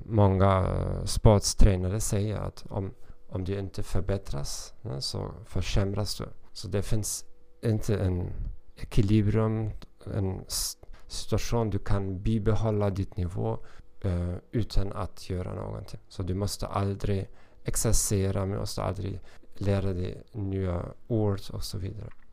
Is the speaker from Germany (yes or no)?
yes; Hamburg, Germany; Swedish is a second language; moved away as an adult; now in Moldova; Jag kommer från Hamburg, Tyskland